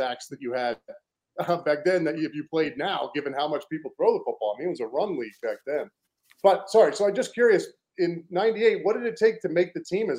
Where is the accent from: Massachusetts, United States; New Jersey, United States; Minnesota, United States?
Massachusetts, United States; Cape Cod; I'm from Cape Cod, Massachusetts